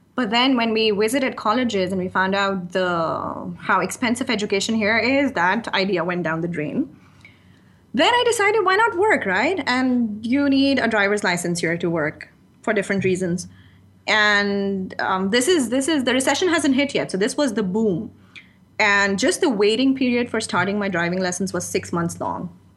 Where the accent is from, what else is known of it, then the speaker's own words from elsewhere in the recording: Pakistan; first language Urdu; moved away as an adult; now in Dubai, United Arab Emirates; I was born in Pakistan, it's my second language